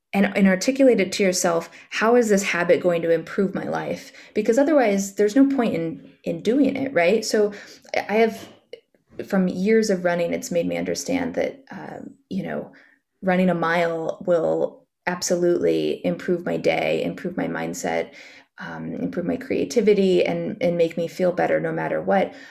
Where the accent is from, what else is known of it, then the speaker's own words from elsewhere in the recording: Central Valley, California, United States; moved away as an adult; also born or lived in Los Angeles, United States; now in New York, United States; I grew up in California, in the Central Valley